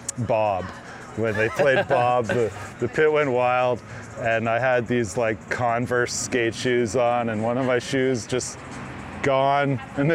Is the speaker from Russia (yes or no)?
no; the Maritimes, Canada; You know, growing up in the Maritimes, not a lot of bands came out there.